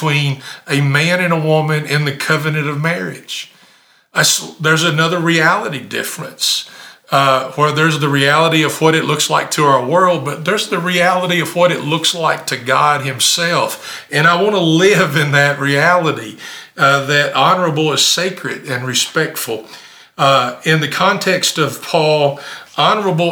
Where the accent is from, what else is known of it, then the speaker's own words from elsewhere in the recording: Campbellsville, Kentucky, United States; also born or lived in Decatur, Illinois / Elberfeld, Indiana / Maryville, Tennessee / Somerset, Kentucky; when I was seven, we moved to Kentucky. Now, I'm not native Kentuckian, but I'm a Kentucky boy. I grew up in Summersville, Camelsville, only a few miles apart